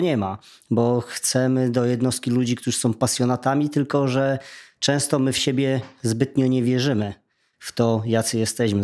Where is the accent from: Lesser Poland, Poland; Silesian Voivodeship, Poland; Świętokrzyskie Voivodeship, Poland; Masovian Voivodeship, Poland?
Silesian Voivodeship, Poland; u mnie na Śląsku Dziennik Zachodni